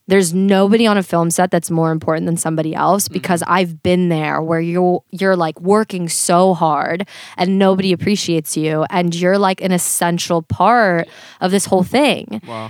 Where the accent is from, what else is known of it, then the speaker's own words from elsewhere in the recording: Florida, United States; now in Los Angeles, United States; I'm originally from Florida. So I lived in Florida my whole life.